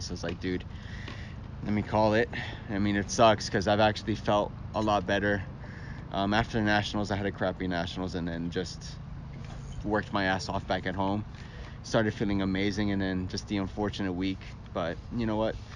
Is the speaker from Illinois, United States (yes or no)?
no; Miami, Florida, United States; I'm from Miami